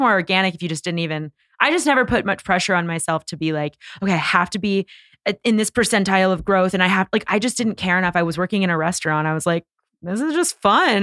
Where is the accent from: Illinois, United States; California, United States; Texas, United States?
California, United States; Bay Area; moved away as an adult; now in Los Angeles, United States; I was from the Bay Area